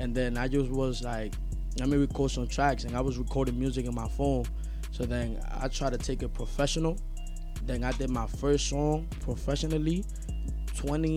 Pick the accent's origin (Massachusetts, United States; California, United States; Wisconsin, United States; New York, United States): New York, United States; New York City; also born or lived in Brooklyn; I got raised in the Bronx, and I got raised a little bit in Brooklyn, too.